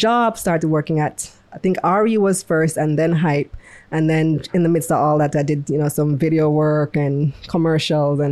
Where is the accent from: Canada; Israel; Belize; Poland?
Belize; moved away as an adult; also born or lived in New York, United States; now in Jamaica; I'm originally from Belize.